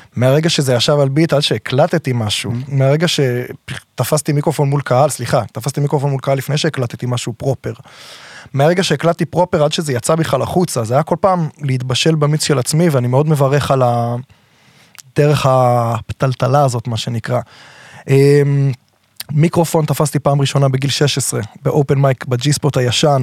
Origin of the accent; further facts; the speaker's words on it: Herzliya, Tel Aviv District, Israel; גדלתי בהרצליה, בעיר, במקור